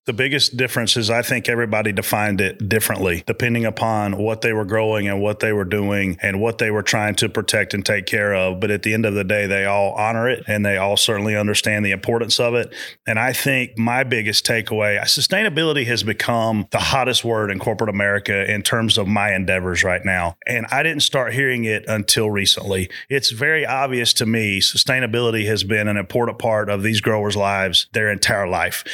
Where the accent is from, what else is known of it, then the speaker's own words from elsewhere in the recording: South Carolina, United States; growing up in South Carolina, being a big hunter